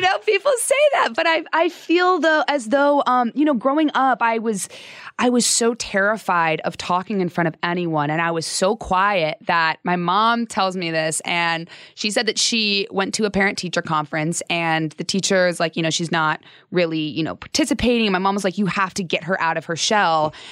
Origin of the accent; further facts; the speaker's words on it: Phoenix, Arizona, United States; also born or lived in Salt Lake City, Utah; I lived in Utah till I was about eight or nine, and then I moved to Phoenix